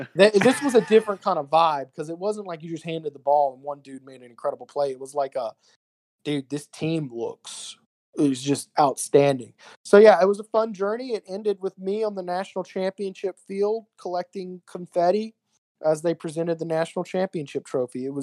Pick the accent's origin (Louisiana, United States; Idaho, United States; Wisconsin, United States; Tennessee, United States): Louisiana, United States; Baton Rouge; I'm from Baton Rouge, been here my entire life